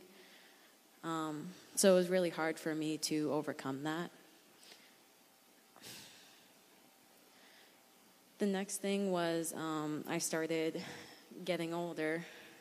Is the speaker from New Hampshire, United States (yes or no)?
yes; New Hampshire, United States; I'm from New Hampshire